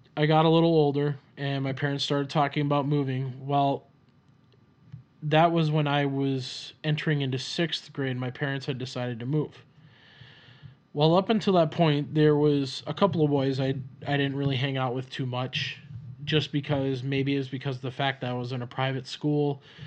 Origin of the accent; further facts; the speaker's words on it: Minneapolis, Minnesota, United States; accent: Minnesota; I was born in Minnesota. And you could probably hear the accent with me just saying Minnesota. And I grew up around the Twin Cities for a time. Uh, majority of my life was spent in the suburbs of the Twin Cities